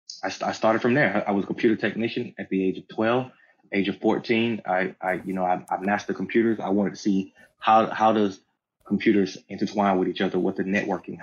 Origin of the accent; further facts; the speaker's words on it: the South, United States; growing up in the South